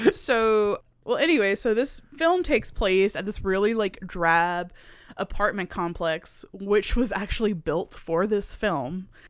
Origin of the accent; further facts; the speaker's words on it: near Houma, Louisiana, United States; the movie theater closest to my hometown was, like, forty-five minutes away in Homa